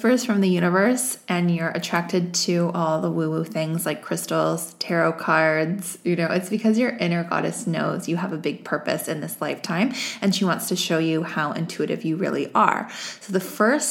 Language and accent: English; Vancouver, British Columbia, Canada; it's my hometown